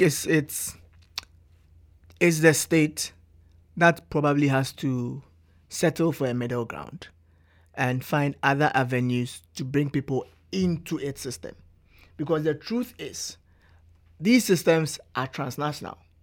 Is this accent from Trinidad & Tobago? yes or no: no; Ghana; moved away as an adult; now in Canada; as a Ghanaian